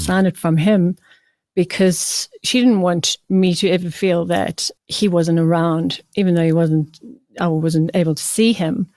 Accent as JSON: {"language": "English", "town": "Port Elizabeth", "region": "Eastern Cape", "country": "South Africa", "tie": "born or raised there", "said": "I was born in Port Elizabeth"}